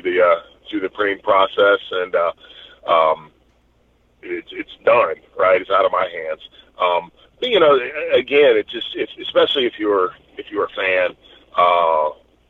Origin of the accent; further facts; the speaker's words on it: Knoxville, Tennessee, United States; it's in Knoxville, so it's in my hometown.